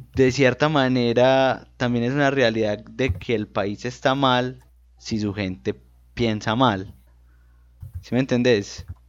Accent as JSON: {"language": "Spanish", "country": "Colombia", "said": "nosotros como colombianos promedios"}